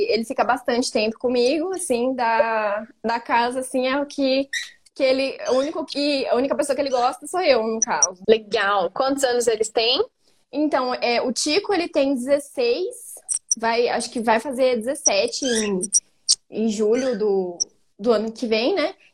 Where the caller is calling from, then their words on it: Campinas, São Paulo, Brazil; minha casa, mas eu falo de Campinas.